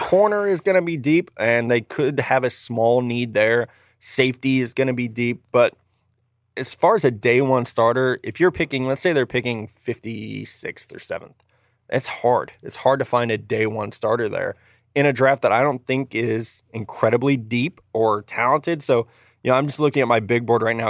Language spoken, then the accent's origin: English; the South, United States; accent: Southern; my Southern accent that I just learned I have